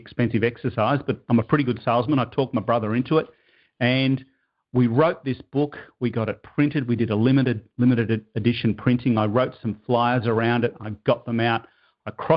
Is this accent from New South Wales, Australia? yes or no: no; Melbourne, Victoria, Australia; moved away as an adult; now in Toronto, Canada; I now live in Toronto, Canada. That's another story, but I'm originally from Melbourne, Australia.